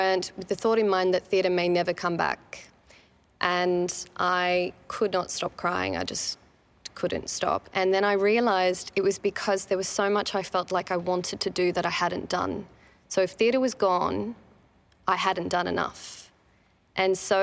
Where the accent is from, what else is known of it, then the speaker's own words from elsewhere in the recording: Sydney, New South Wales, Australia; I'm from Western Sydney. I'm born and raised Western Sydney.